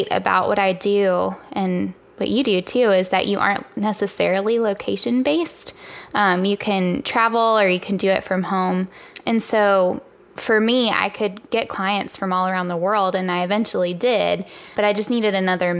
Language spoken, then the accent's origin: English; Virginia, United States; moved away as an adult; now in Charlotte, United States; I'm originally from Virginia.